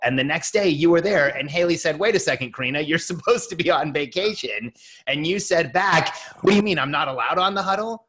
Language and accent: English; Mexico; And I'm from Mexico